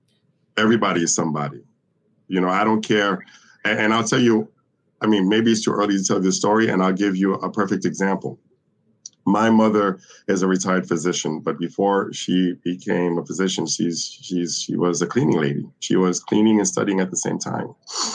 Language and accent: English; New York, United States; also born or lived in Brazil / Caribbean; I was born in Latin America. I was born in the Caribbean. I am of Dominican and Haitian descent. I was raised in New York and in Brazil.